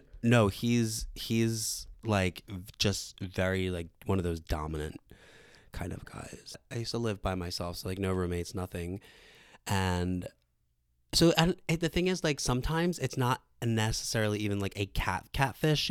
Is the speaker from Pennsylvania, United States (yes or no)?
yes; Philadelphia, Pennsylvania, United States; I grew up in Northeast Philly